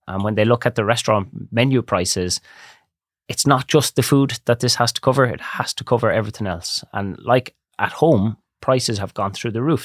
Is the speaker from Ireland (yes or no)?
yes; Barna, Connacht, Ireland; I grew up in Barna. My grandparents are there, so I'm actually fourth generation in Barna